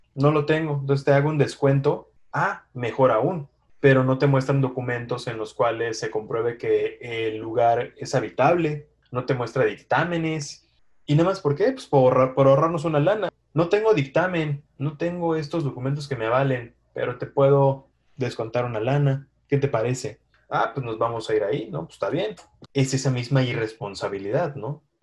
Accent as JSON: {"language": "Spanish", "country": "Mexico", "said": "que nos caracteriza como mexicanos"}